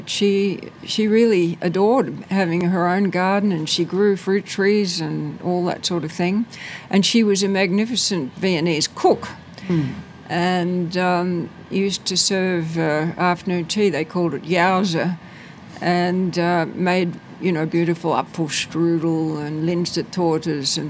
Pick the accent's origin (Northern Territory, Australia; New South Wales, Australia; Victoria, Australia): New South Wales, Australia; Sydney; also born or lived in Killara, Sydney; I grew up in Wirunga, which is a far-flung suburb